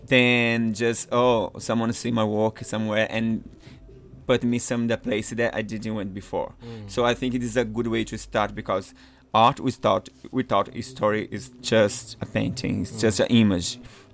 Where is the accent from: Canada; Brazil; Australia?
Brazil; Maranhão; English is a second language; also born or lived in São Paulo; now in New York, United States; I'm from Maranhão, but I came from São Paulo. I used to live in São Paulo.